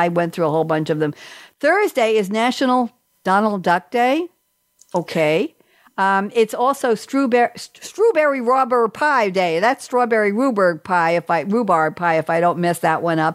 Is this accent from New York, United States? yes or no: yes; Long Island, New York, United States; I grew up on Long Island